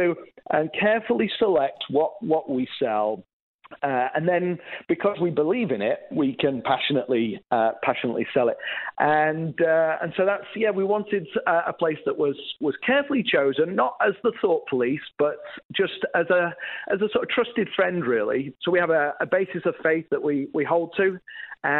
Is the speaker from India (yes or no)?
no; England, United Kingdom; moved away as an adult; also born or lived in Northern Ireland; I grew up in England, was a youth pastor in Northern Ireland